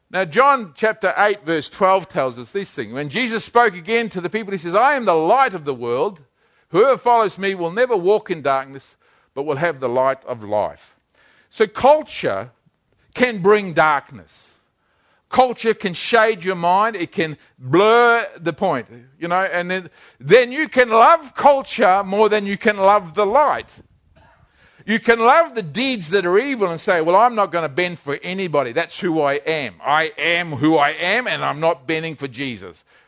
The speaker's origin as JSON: {"language": "English", "country": "New Zealand", "said": "I'm a Kiwi."}